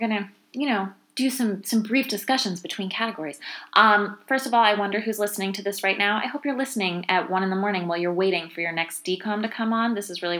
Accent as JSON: {"language": "English", "region": "East Coast", "country": "United States", "tie": "born or raised there", "said": "I grew up on the East Coast"}